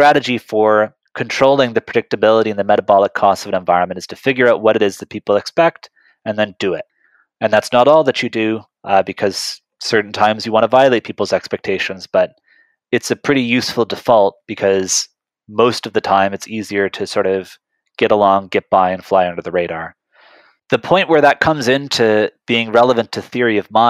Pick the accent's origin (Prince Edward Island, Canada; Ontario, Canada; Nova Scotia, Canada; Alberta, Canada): Nova Scotia, Canada; moved away as an adult; now in Boston, United States; I grew up in Nova Scotia in Canada, so for Americans, just across from Maine